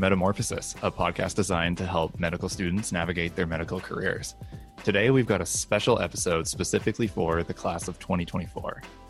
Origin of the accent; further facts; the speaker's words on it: Brantford, Ontario, Canada; moved away as an adult; also born or lived in Kingston, Ontario; now in Vancouver, Canada; I'm a VFMP student. I grew up in Brantford, Ontario, where Wayne Gretzky's from, fun fact